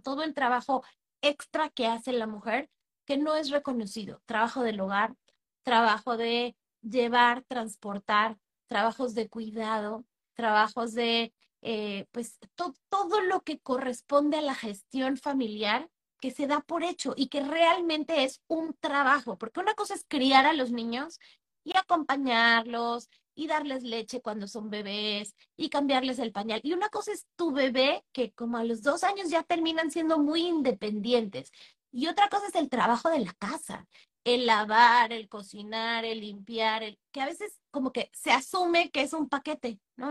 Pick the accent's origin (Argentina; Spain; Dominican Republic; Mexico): Mexico; moved away as an adult; now in Panama